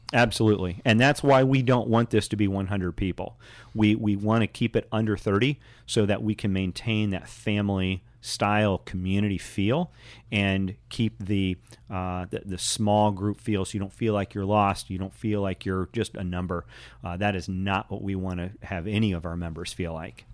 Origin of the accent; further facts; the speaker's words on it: Indianapolis, Indiana, United States; I grew up in Indianapolis